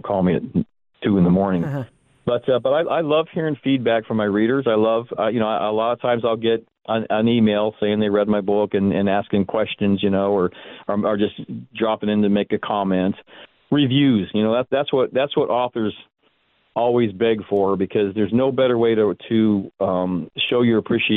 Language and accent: English; Tempe, Arizona, United States; I grew up in Tempe